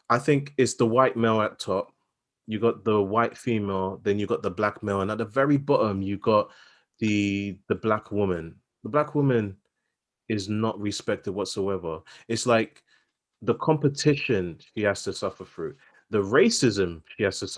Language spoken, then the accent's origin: English; London, United Kingdom; I grew up in Southeast London, and just because you know a couple words that you know have greater than five syllables, it's like, "Oh my god, you sound so posh."